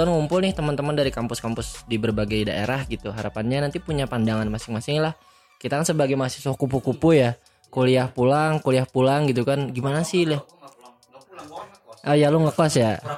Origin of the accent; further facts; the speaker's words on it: Banjarbaru, South Kalimantan, Indonesia; now in Bandung, Indonesia; Gue asal dari Banjarbaru, Kalimantan Selatan. Nah, sekarang gue kuliah di Bandung di Politeknik Kesejahteraan Sosial Bandung.